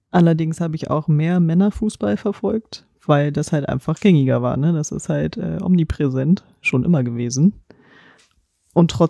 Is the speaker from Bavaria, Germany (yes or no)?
no; Potsdam, Brandenburg, Germany; born there; Ich bin gebürtige Potsdamerin, also bin ich Turbine Potsdam-Fan.